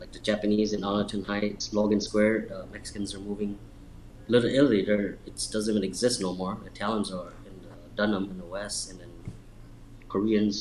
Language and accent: English; Laos; now in Chicago, United States; I'm from Laos